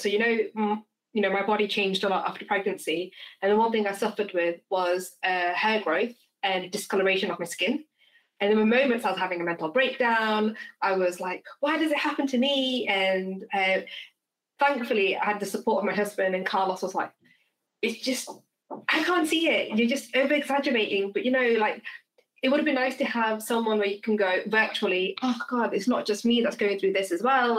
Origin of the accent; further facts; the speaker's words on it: England, United Kingdom; I identify myself as English because we're born in England